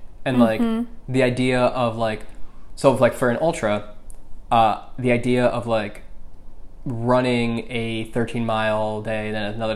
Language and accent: English; Michigan, United States; moved away; I'm from Michigan